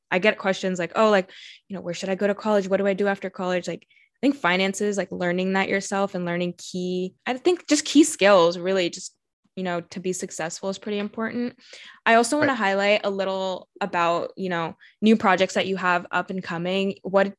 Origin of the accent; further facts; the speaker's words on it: Dallas, Texas, United States; I'm from Texas, I'm from Dallas